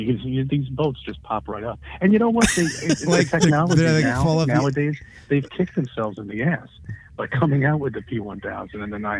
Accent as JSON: {"language": "English", "region": "New York", "country": "United States", "tie": "born or raised there", "said": "I grew up in New York."}